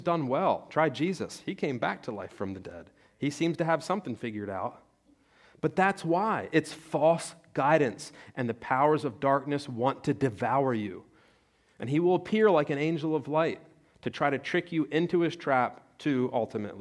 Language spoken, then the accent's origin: English; Salem or Penns Grove, New Jersey, United States; I'm from Salem or Pensgrove, New Jersey, where we have the Red Devils